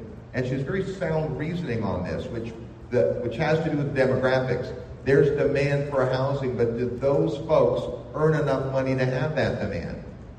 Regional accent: San Francisco Bay Area, California, United States; I grew up in the San Francisco Bay Area

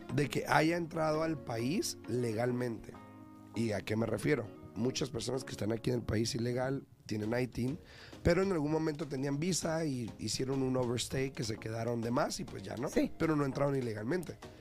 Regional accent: Mexico; now in United States; yo vengo de México

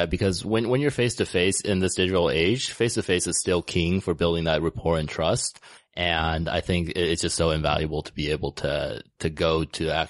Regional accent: United States; grew up in the states. I moved there when I was about six years old.

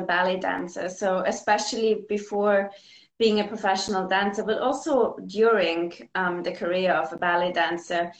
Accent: Vienna, Austria; moved away as an adult; now in London, United Kingdom; In Vienna. I grew up in Vienna. I'm Austrian.

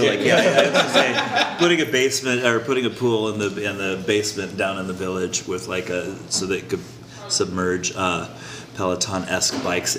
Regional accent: Colorado, United States; You know, I grew up in Colorado, and Columbine was one of my competing high schools

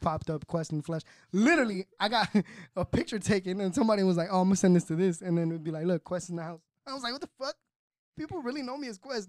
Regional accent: Fontana, California, United States; also born or lived in Cali, Colombia; I grew up in Southridge

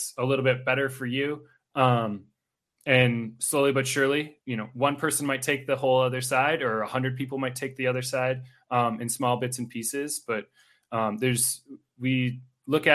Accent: Milwaukee, Wisconsin, United States; now in Twin Cities, United States; I'm actually originally from Milwaukee

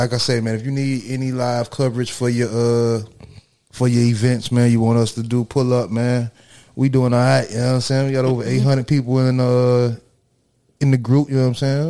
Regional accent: Miami, Florida, United States; I'm from Miami.

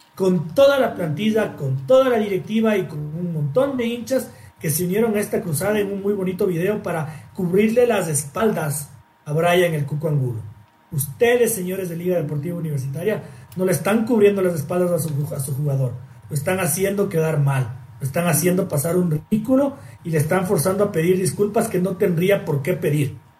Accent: Ecuador; como ecuatoriano

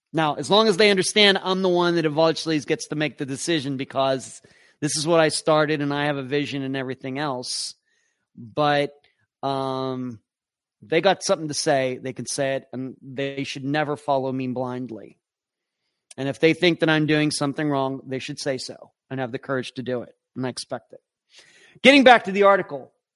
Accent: Pennsylvania, United States; we're both from Pennsylvania.

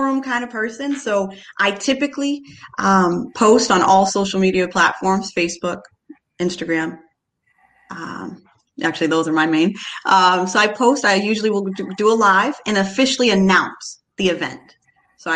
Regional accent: Cape Cod, Massachusetts, United States; moved away as an adult; I'm from the Cape, born and raised on the Cape, but I live off Cape

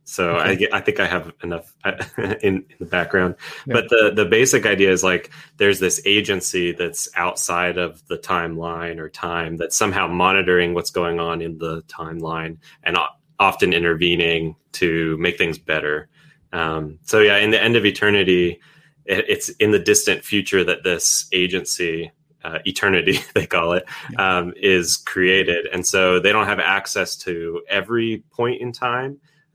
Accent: Florida, United States; I'm from Florida

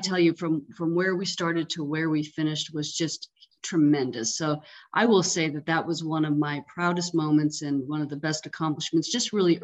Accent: Colorado, United States; growing up in Colorado and being a skier

